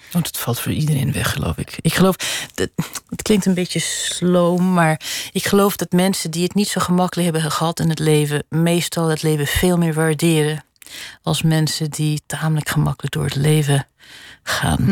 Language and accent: Dutch; Netherlands; also born or lived in Switzerland; now in Geneva, Switzerland; ik kom dus uit Nederland, waar een groot begrip is voor klassieke muziek